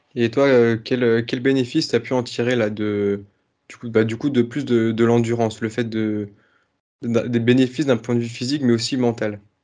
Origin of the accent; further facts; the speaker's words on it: Brittany, France; moved away; also born or lived in Brest / Montpellier; Je suis breton aussi